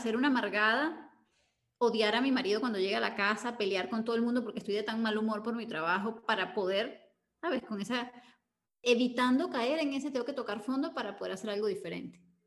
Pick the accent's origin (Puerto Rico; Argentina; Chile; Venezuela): Venezuela; cuando regreso a Venezuela